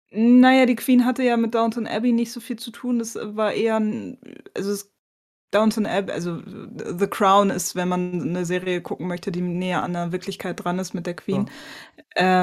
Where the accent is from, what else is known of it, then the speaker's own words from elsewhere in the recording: Bremen, Germany; moved away; als Bremerin